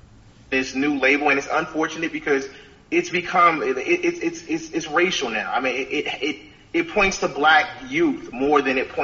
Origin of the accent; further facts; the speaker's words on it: Paterson, New Jersey, United States; also born or lived in Raleigh, North Carolina; now in Upstate New York, United States; I grew up in Paterson, New Jersey. I was also raised in Raleigh, North Carolina.